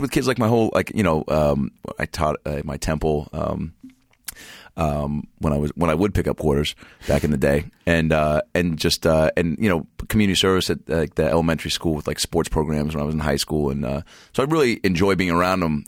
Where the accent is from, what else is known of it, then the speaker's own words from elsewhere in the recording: Seattle, Washington, United States; moved away; I grew up in the Pacific Northwest